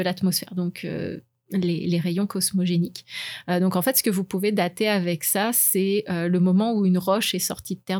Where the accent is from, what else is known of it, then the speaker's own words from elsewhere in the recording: France; moved away; je suis française, donc j'ai fait mon lycée en sciences